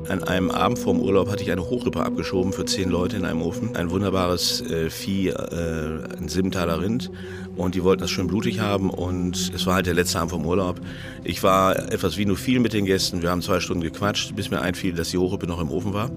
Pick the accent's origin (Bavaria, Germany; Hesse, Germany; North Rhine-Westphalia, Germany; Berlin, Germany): North Rhine-Westphalia, Germany; Ich komme aus Ostwestfalen, da wo die ganzen ähm, Holzwürmer wohnen